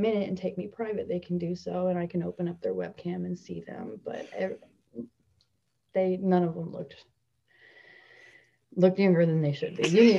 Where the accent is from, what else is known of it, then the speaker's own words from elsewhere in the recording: New Jersey, United States; I'm from Central Jersey